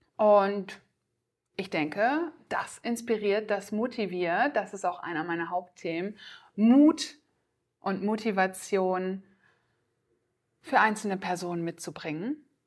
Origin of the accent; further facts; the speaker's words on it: Oldenburg, Lower Saxony, Germany; ich komme aus dem schönen Oldenburg im Norden